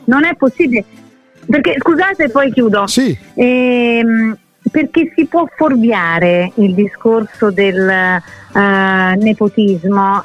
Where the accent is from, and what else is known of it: Rome, Lazio, Italy